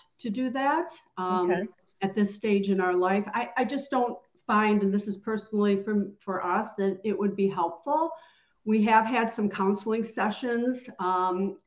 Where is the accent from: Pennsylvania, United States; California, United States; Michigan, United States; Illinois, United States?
Michigan, United States; Detroit; moved away; also born or lived in Phoenix, Arizona; I grew up in Detroit, but then I moved out to Phoenix, Arizona